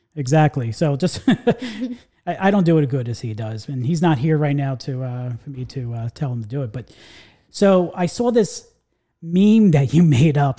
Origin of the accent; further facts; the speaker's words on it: New York, United States; now in Central Florida, United States; So I grew up, uh, in the New York area